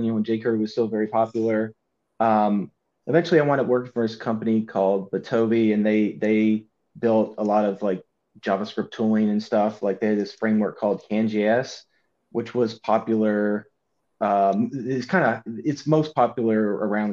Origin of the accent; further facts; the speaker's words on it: Louisville, Kentucky, United States; Come from Louisville, Kentucky